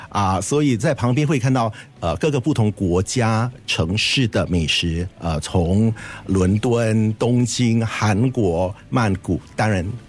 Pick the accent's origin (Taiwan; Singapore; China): Singapore; 新加坡人我们都很喜欢爱吃的